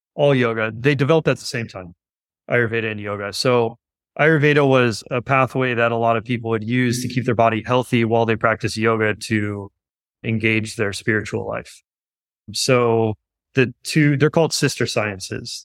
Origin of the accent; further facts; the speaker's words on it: Los Angeles, California, United States; grew up in West Los Angeles.